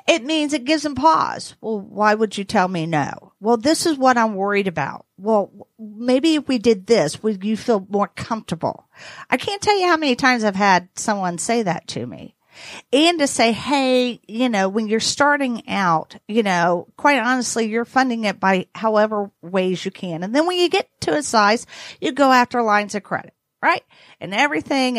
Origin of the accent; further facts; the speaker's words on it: the South, United States; I'm from the South